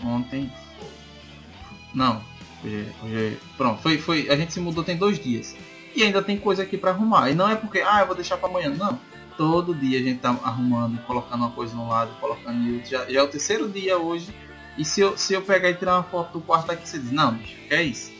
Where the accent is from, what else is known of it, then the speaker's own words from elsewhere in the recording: Sergipe, Brazil; moved away as an adult; also born or lived in Pernambuco; eu saí de Sergipe para morar em Pernambuco.